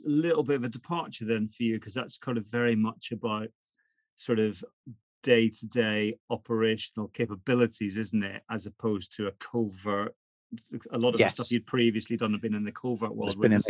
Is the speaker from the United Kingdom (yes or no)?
yes; Northern Ireland, United Kingdom; So why are you asking me, just because I'm from Northern Ireland